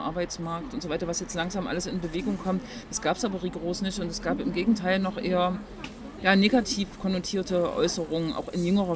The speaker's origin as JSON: {"language": "German", "town": "Leipzig", "region": "Saxony", "country": "Germany", "tie": "born or raised there", "said": "Ich bin gebürtige Leipzigerin"}